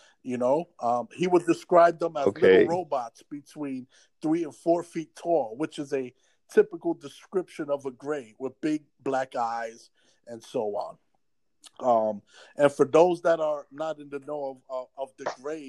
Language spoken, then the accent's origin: English; New York City, New York, United States; I grew up on Prospect Ave, right across the street from the Bronx Zoo on 187th Street